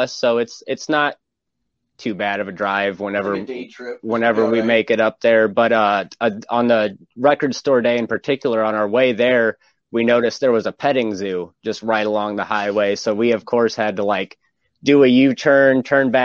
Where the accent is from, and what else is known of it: Napoleon, Ohio, United States